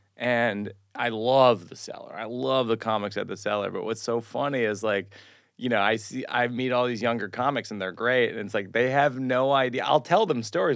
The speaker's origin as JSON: {"language": "English", "town": "Shrewsbury", "region": "Massachusetts", "country": "United States", "tie": "born or raised there", "said": "I grew up in Massachusetts"}